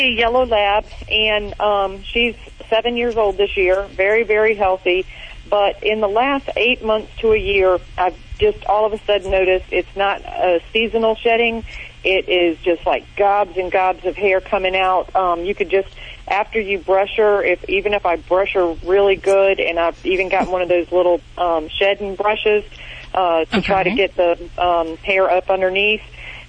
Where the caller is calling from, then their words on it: North Carolina, United States; North Carolina.